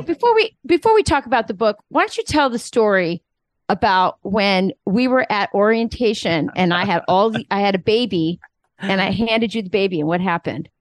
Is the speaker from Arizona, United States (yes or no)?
yes; Arizona, United States; I'm from Arizona